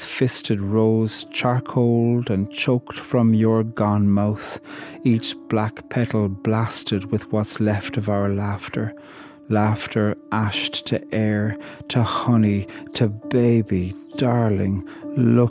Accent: Ireland; I'm from Ireland, and I'm a poet

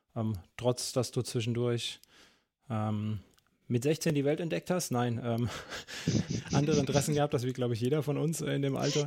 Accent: Central Germany, Germany; ich komme ja ein bisschen weiter aus dem Norden, ne? auch wenn es eher so Mitteldeutschland ist

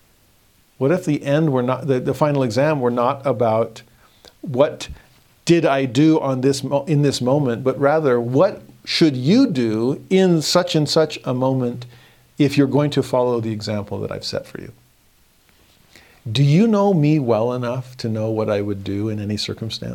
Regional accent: Southern California, United States; I grew up in Southern California

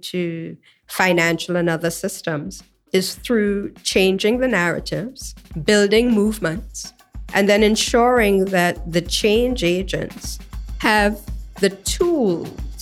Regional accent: Trinidad & Tobago; Growing up in Trinidad and Tobago

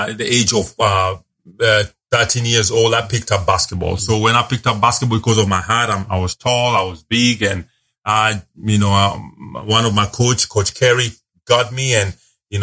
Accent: Nairobi, Kenya; also born or lived in Dubai / China; now in Dallas-Fort Worth, United States; I grew up in Nairobi, Kenya. So that's where I was born.

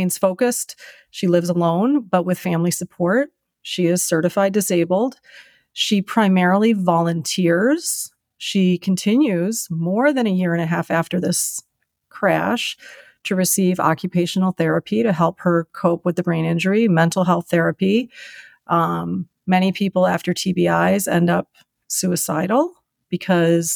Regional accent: Chicago, Illinois, United States; moved away as an adult; now in Minneapolis, United States; I'm from Chicago

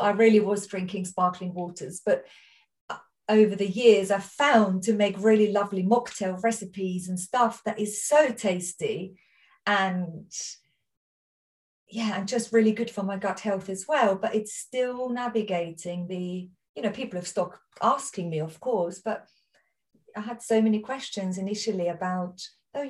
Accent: Austria; accent: Austrian; now in Surrey, United Kingdom; I'm Austrian, my accent

